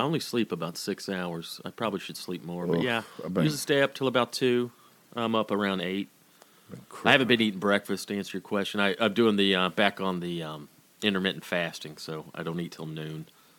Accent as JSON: {"language": "English", "town": "Woodstock", "region": "Georgia", "country": "United States", "tie": "born or raised there", "said": "I grew up in Woodstock, Georgia, I probably lived about 5-6 miles from the Dixie Speedway."}